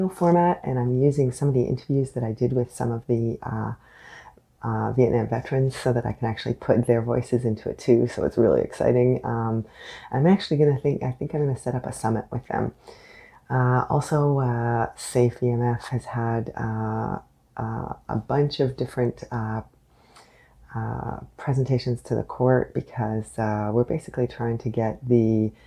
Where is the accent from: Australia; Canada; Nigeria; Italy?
Canada; I am unapologetically Canadian.